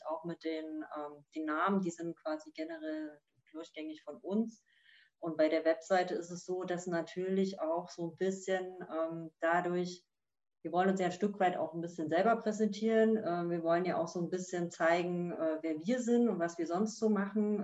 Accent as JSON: {"language": "German", "region": "East Germany", "country": "Germany", "tie": "born or raised there", "said": "als gebürtige Ostdeutsche"}